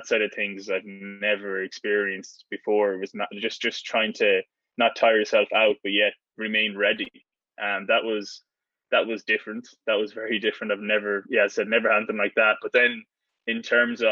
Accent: Ireland; moved away as an adult; now in United States; being the Irish fella

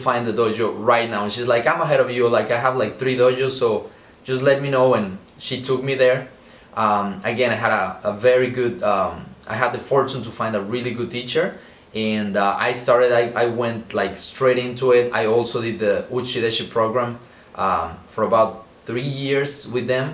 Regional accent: Mexico City, Mexico; I was born and raised in Mexico City

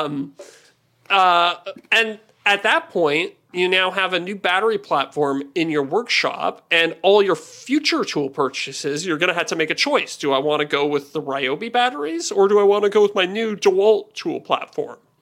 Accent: Canada; I'm Canadian

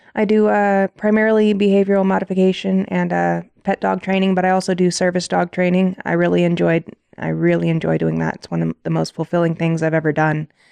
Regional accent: South Bend, Indiana, United States; moved away as an adult; also born or lived in Washington; now in Colorado, United States; I'm from South Bend, Indiana. I grew up oldest of seven kids.

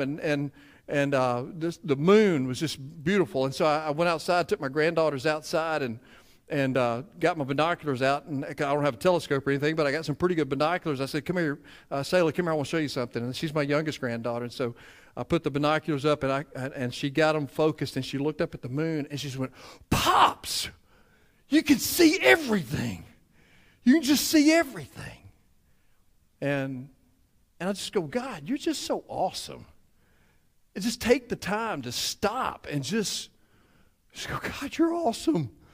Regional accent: Cleveland, Mississippi, United States; me being from Cleveland

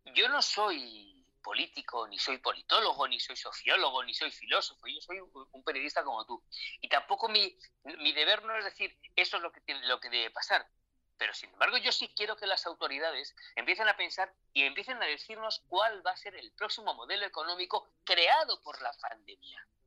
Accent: Spain; also born or lived in Mexico; en mi país

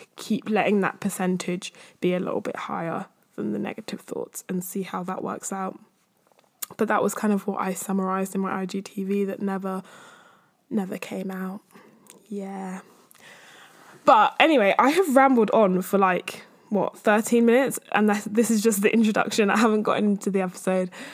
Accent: London, United Kingdom; I'm from East or North-East or whatever

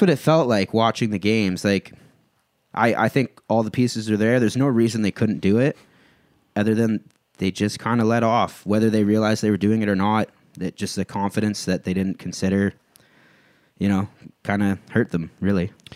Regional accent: Cambridge, Ontario, Canada; now in Woodstock, Canada; I grew up in Cambridge, and now I live in Woodstock

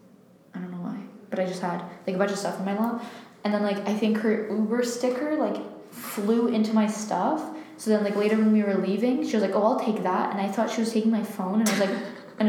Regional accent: Ontario, Canada; we're from Ontario

